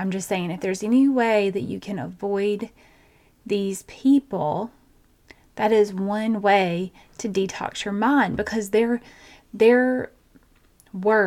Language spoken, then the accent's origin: English; Georgia, United States; I have a twin because I'm from Georgia.